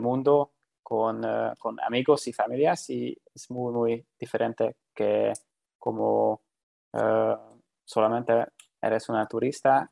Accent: Hungary; Spanish is a second language; Magyarországról származom, és ott is élek

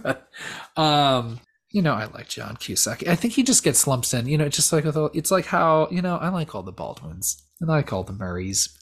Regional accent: Southern California, United States; we're both from Southern California

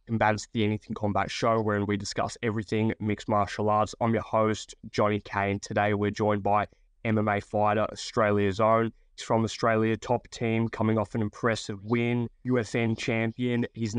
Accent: Greece; I'm from Greece

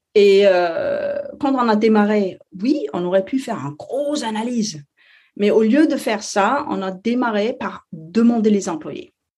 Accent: Denmark; French is a second language; je suis danoise, alors euh, français c'est pas ma première langue

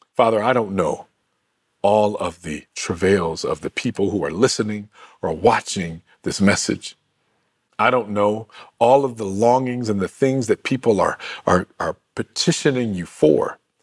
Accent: Michigan, United States; my home state of Michigan

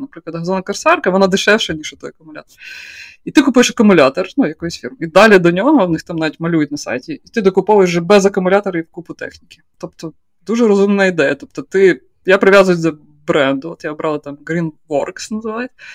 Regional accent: Poltava Oblast, Ukraine; moved away; я з Полтавської області, я не знаю, чогось я вирісла в приватному будинку

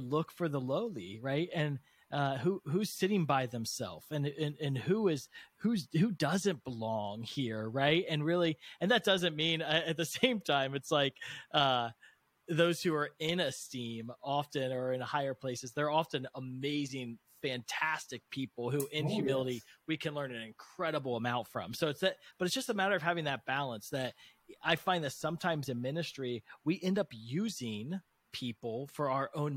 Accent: United States; I was born in America, the most prosperous nation in the world

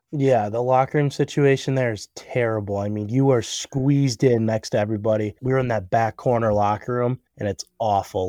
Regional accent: Cleveland, Ohio, United States; moved away as an adult; now in Cincinnati, United States; I was uh, born like actually in Cleveland, so I just played kind of local hockey around there

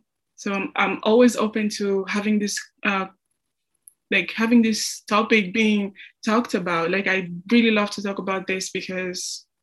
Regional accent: DR Congo; English is a second language; now in United States; I'm from the Congo, Central Africa, and I'm a senior here at Augustana

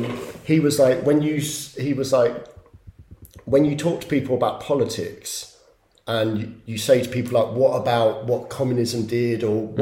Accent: England, United Kingdom; I'm English, and this, I'm that, and it's all just waves.

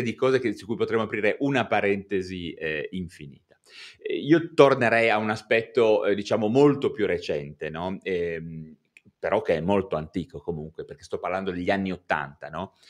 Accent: Genoa, Liguria, Italy; io sono di Genova

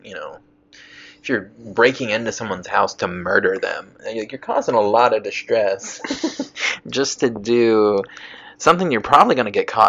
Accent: Garner, North Carolina, United States; I'm from Garner, but I'm like actually from a place called the Cleveland community.

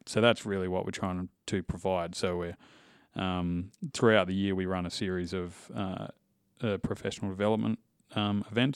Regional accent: Western Australia, Australia; also born or lived in Indonesia; from W A, uh, producer family. So, grew up on cattle farms and cattle stations.

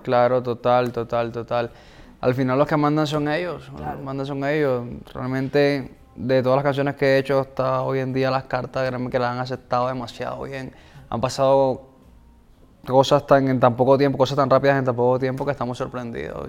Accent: Colombia; crecí en, barrios en Colombia

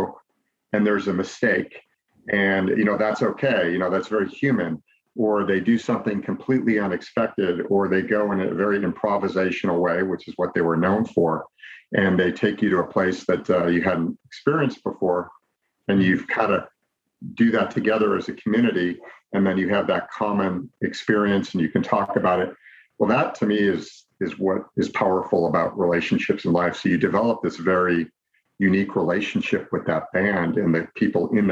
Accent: Chicago, Illinois, United States; moved away as an adult; also born or lived in Los Angeles, United States; now in Orange County, United States; I grew up in the Midwest and in the Chicago area

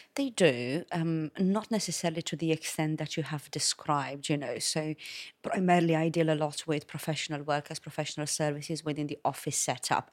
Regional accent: Romania; also born or lived in London; now in Malta; originally from Romania

